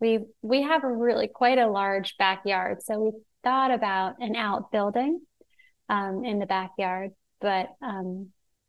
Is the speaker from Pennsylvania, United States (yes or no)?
yes; Pittsburgh, Pennsylvania, United States; moved away as an adult; also born or lived in New York City, United States / Brooklyn, United States; now in Nashville, United States; I was born and raised in Pittsburgh